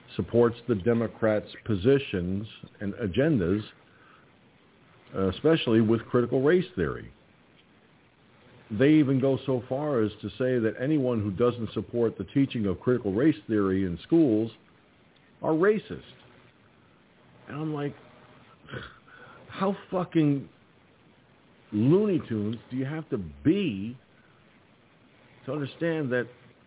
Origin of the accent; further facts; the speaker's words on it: United States; as an American